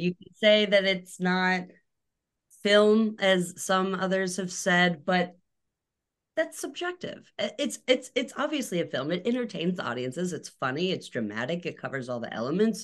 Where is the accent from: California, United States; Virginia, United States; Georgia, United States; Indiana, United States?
Georgia, United States; Atlanta; also born or lived in Alabama; Atlanta, Georgia, which is not a small town